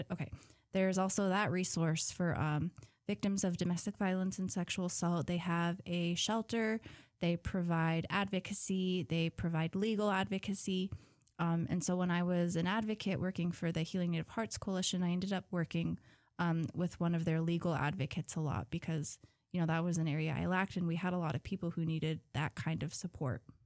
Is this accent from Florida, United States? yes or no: no; Huslia, Alaska, United States; I'm from Huslia